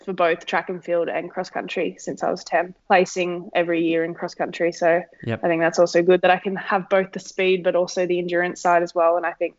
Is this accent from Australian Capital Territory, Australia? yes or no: yes; Canberra, Australian Capital Territory, Australia; Yeah, I grew up in Canberra. Okay. Born here.